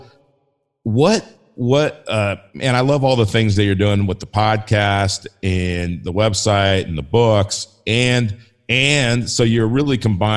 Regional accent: Los Angeles, California, United States; also born or lived in Denver; now in South Dakota, United States; I grew up in Los Angeles, and I'm living in Denver

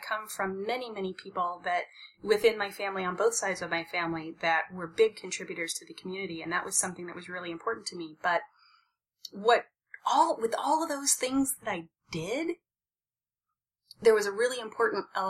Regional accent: Midwest, United States; I grew up in the Midwest, and frequently Midwesterners are raised to believe, you know, work hard and you'll get what you want. We're hard workers in the Midwest

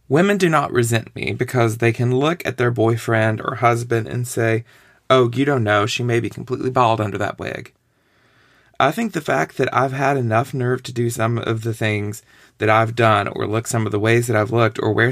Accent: East Tennessee, United States; now in Brooklyn, United States; I'm a writer who lives in Brooklyn, grew up in East Tennessee

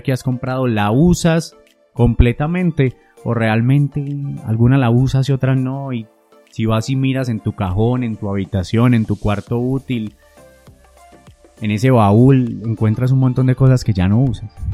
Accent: Antioquia, Colombia; Yo soy un colombiano, una persona de Antioquia

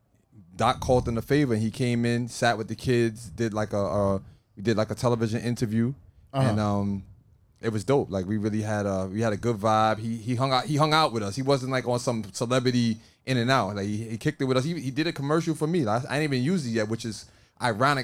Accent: Canada; I'm from Canada

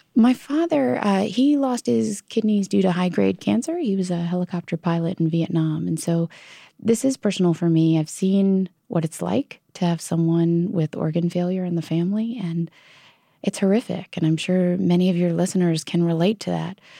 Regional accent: Virginia, United States; my home state of Virginia

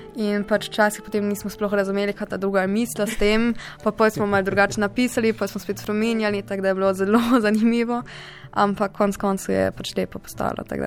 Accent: Freiburg, Baden-Württemberg, Germany; prihajam iz Nemčije, iz Freiburga

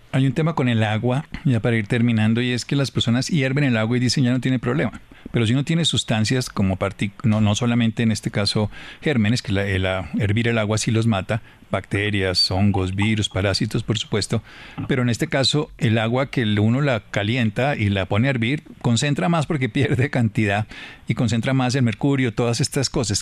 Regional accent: Colombia; como colombianos

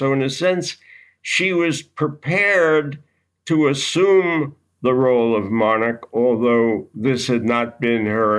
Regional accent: United States

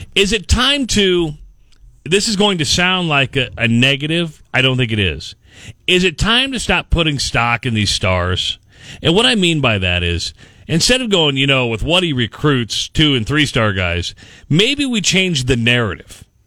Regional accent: Minden, Iowa, United States; I actually grew up in Minden, so I drove uh, about 40 miles every Saturday and Sunday to do the weekend shifts on KNOD. So I grew up in Minden.

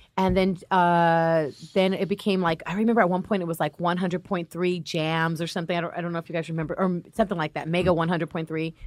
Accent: Los Angeles, California, United States; also born or lived in Compton; My family grew up in Compton. I'm from Linwood Watts.

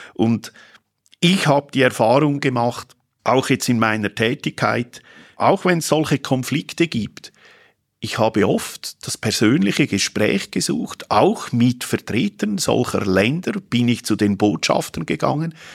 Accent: Switzerland

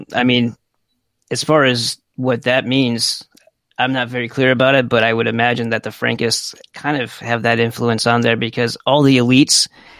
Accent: upstate New York, United States; even though I lived in upstate, like, there was mostly Italians and Irishmen that lived next to me. And like, that was our whole small town. There wasn't a whole lot of diversity there.

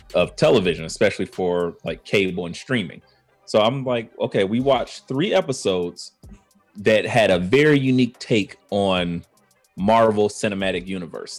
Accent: Cleveland, Ohio, United States; growing up in Cleveland

